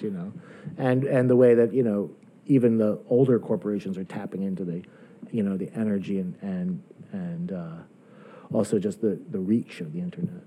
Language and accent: English; Closter, New Jersey, United States; moved away as an adult; now in New York, United States; I was born in New York, but I grew up in, in New Jersey